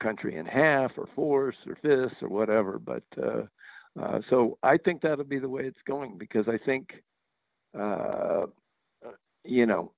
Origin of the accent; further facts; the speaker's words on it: New Mexico, United States; also born or lived in California; I grew up in New Mexico, went to school in California. And I'm back in New Mexico.